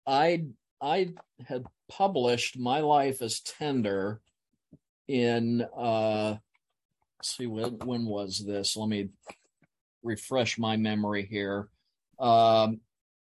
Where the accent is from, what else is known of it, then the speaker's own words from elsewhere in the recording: Hilliard, Ohio, United States; moved away as an adult; also born or lived in Southern New Jersey; I actually grew up here in Hilliard